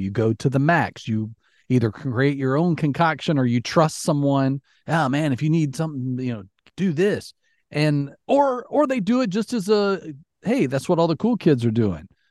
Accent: Alabama, United States; moved away; also born or lived in Florida; growing up in Alabama, you went to Six Flags

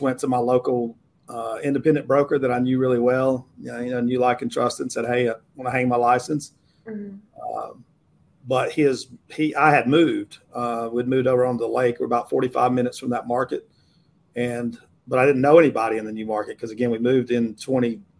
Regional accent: United States; I'm born and raised in this kind of geographic region, Western North Carolina, Northeast Georgia

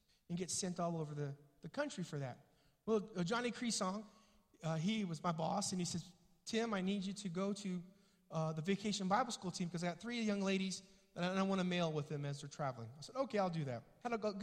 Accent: Springfield, United States; moved away; I was back home in my hometown with my mom in Springfield

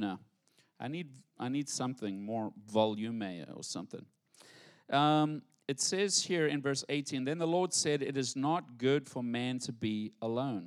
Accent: South Africa; now in United States; I'm proper from English, South Africa

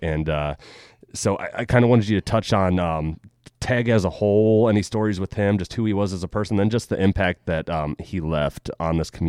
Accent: Crawford County, Ohio, United States; I grew up in the Catholic school and came to Colonel Crawford in seventh grade

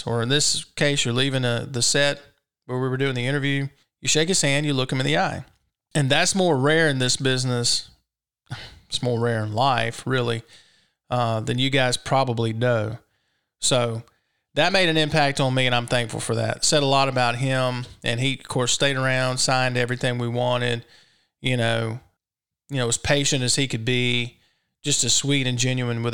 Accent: Brandon, Mississippi, United States; I was from Brandon

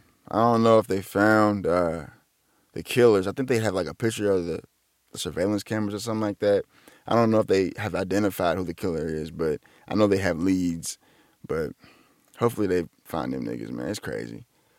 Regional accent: Atlanta, Georgia, United States; and I'm from Atlanta, right, I make it big.

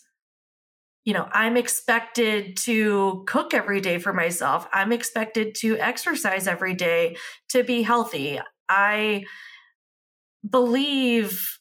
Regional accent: United States; I'm American

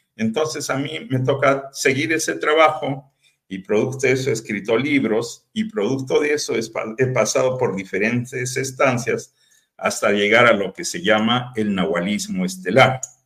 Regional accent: Peru; now in Tepic, Mexico; yo soy peruano y viví en Perú

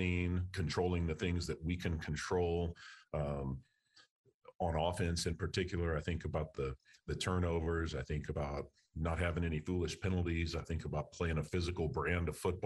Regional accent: Texas, United States; moved away as an adult; also born or lived in Louisiana; I'm from Texas. My wife is from Texas. Haven't been back to live in over 20 years. And so an opportunity to come back home

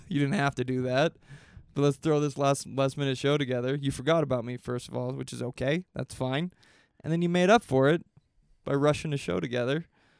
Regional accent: Boise, Idaho, United States; I'm from Boise

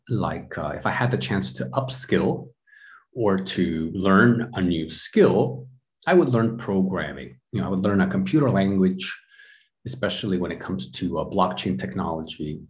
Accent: United States; now in Europe; I'm from the United States, but I live in Europe

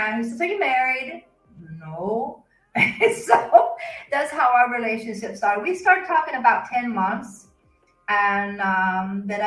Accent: Arkansas, United States; moved away; also born or lived in Kansas; I was born and raised in Arkansas, but I lived in Kansas for about 17 years.

